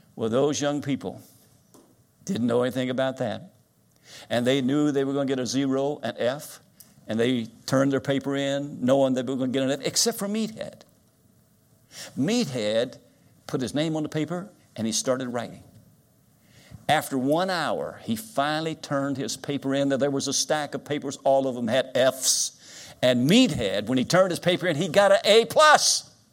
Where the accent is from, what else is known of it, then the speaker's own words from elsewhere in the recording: Winchester, Kentucky, United States; moved away as an adult; also born or lived in South Carolina; now in Florida, United States; I grew up in Winchester, Kentucky. I was born here, graduated from Winchester High School.